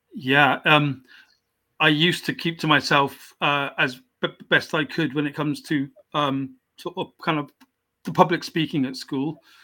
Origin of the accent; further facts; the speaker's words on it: South Wales, United Kingdom; also born or lived in South West England; I wasn't actually born in into South Wales. I was born in the in the southwest of England. Mm-hmm. Um, so I'm English.